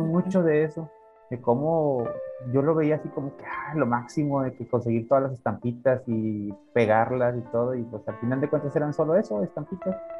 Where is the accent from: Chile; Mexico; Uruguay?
Mexico; General Escobedo, Nuevo León; yo me acuerdo mucho de la colonia donde vivía, bueno, que, que fue casi la, toda mi niñez, ahí en Escobedo